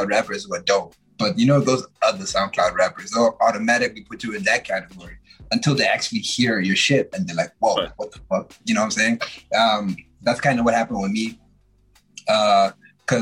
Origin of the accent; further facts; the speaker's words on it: Zimbabwe; now in Canada; I'm from Zimbabwe